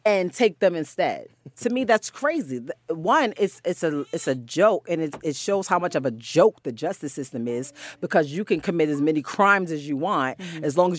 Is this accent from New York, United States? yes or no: yes; Bronx, New York, United States; I'm from the Bronx. You know, we're known to have on pajamas and a pair of Jordans.